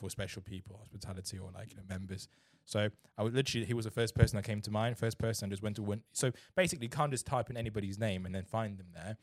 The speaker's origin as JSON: {"language": "English", "country": "Germany", "tie": "born or raised there", "also_born_or_lived": "China", "moved": "yes", "lives_now": "England", "said": "I grew up in Germany"}